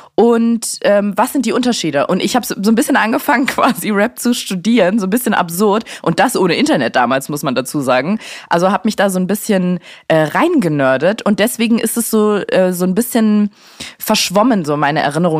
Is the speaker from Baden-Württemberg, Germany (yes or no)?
no; Berlin, Germany; in Steglitz aufgewachsen